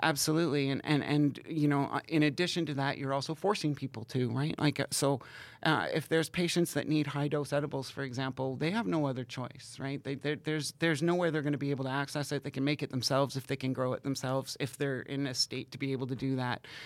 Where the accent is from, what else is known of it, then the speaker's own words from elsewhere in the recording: Canada; my hometown is, is in a weird place. It's right on the border of Ontario and Quebec and Canada and the United States.